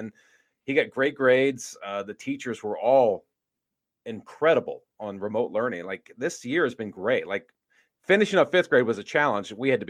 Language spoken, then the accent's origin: English; Virginia, United States; moved away as an adult; now in Los Angeles, United States; I grew up on the East Coast in Virginia